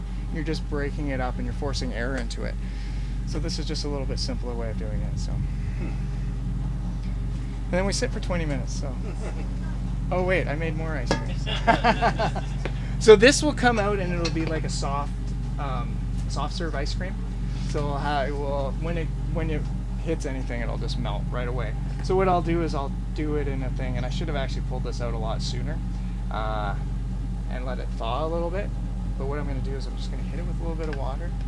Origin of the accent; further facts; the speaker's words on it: British Columbia, Canada; I'm from here